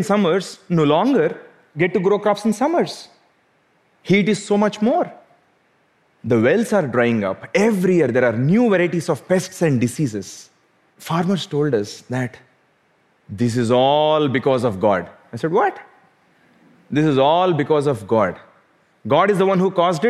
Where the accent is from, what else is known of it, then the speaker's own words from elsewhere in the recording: South India, India; Growing up in South India